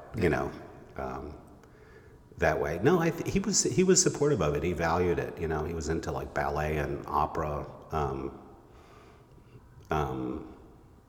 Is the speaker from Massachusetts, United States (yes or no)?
yes; Amherst, Massachusetts, United States; now in upstate New York, United States; I grew up in Amherst, Massachusetts